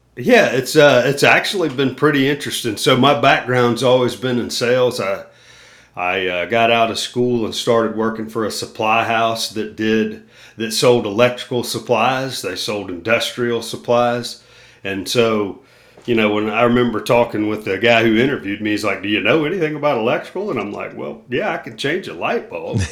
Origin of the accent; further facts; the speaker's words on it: Myrtle Beach, South Carolina, United States; my hometown, or close to my hometown in Myrtle Beach